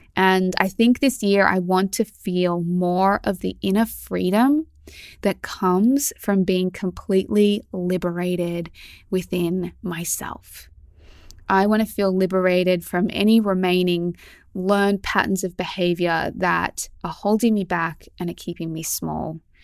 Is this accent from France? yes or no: no; Melbourne, Victoria, Australia; moved away as an adult; also born or lived in Sydney; I grew up in Melbourne